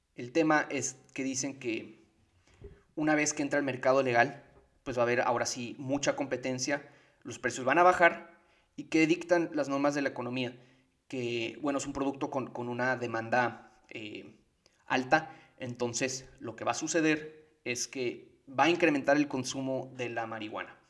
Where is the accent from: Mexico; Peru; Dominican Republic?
Mexico; Tijuana, Baja California; yo soy originario de Tijuana